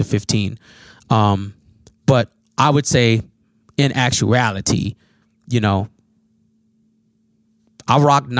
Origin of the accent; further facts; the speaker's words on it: Minnesota, United States; also born or lived in Chicago, Illinois; No, I was born in Chicago. And I've been in Minnesota since I was about probably like four or five.